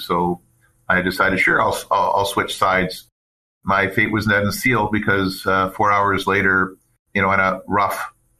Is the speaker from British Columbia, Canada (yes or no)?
yes; Port Alberni, British Columbia, Canada; born there; also born or lived in Fort St. John / Abbotsford; Yeah, I was born in Port Alberni, British Columbia, on Vancouver Island. And my father worked for BC Telephone, was the predecessor to TELUS. He transferred to a number of communities throughout BC